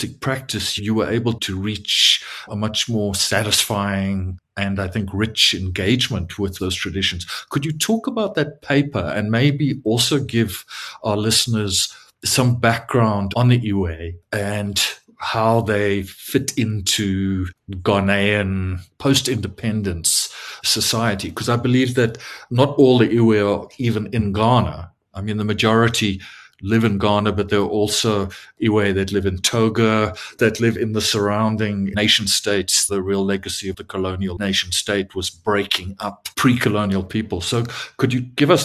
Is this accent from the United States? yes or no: no; South Africa; me, as a South African